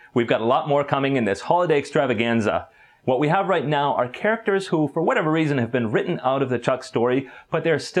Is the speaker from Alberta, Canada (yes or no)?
yes; Calgary, Alberta, Canada; also born or lived in Edmonton, Alberta; I was born in Edmonton, Alberta, in the western part of Canada, and I grew up in Calgary, Alberta